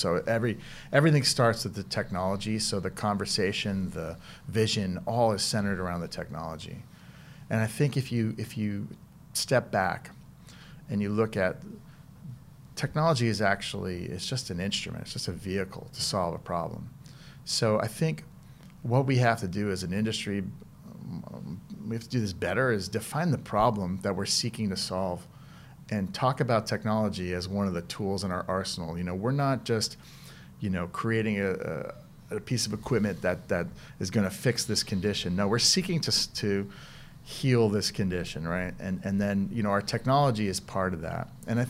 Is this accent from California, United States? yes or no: no; Elizabeth, New Jersey, United States; Elizabeth, New Jersey. So we are known for The Sopranos and Scientology.